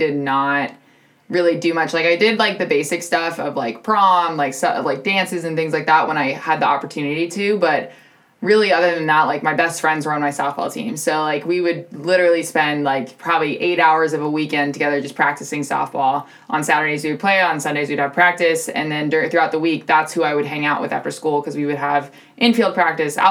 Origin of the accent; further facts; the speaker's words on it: Bay Area, California, United States; I grew up born and raised in the Bay Area.